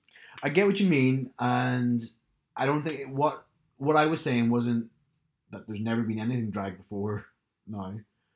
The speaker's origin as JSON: {"language": "English", "country": "Australia", "said": "I'm an Australian."}